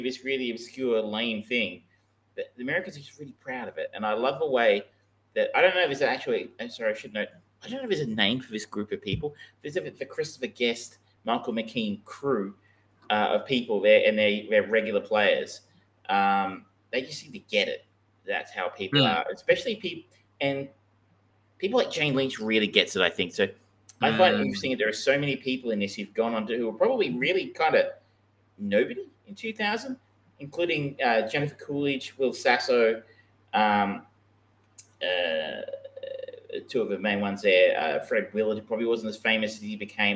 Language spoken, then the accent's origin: English; Australia